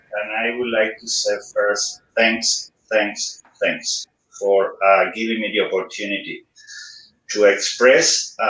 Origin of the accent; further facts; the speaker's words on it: Havana, Cuba; English is a second language; moved away as an adult; now in Canada; So I'm from Cuba, from Havana City. So I live there in different places in Havana City. So originally from Old Havana, then Guanabacoa, then Cerro Vedado, and the last place was Cohima. So a very, very interesting small town, very, very close to Havana City.